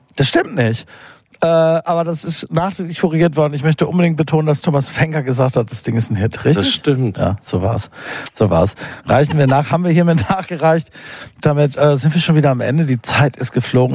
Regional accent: Rhineland, Germany; ich komme ja aus dem Rheinland

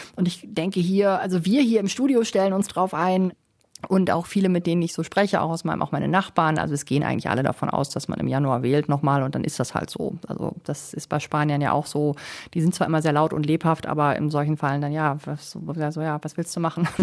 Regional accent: Germany; now in Madrid, Spain; bei uns in Deutschland

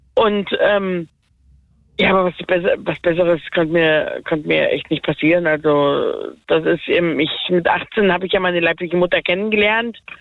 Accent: Werra-Meißner-Kreis, Hesse, Germany; also born or lived in Gießen district; ich bin ja im Werra-Meister-Kreis ähm, geboren und meine Adoptiveltern kommen aus dem Gießener Kreis

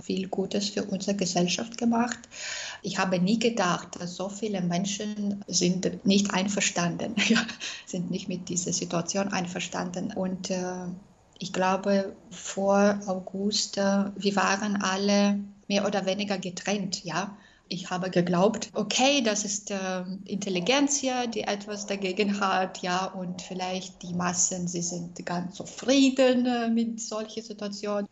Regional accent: Minsk, Belarus; German is a second language; moved away as an adult; also born or lived in Austria; ich bin aus Belarus.

